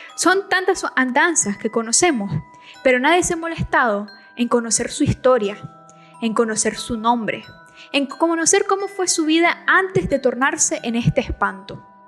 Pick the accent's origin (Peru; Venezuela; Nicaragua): Nicaragua; soy nicaragüense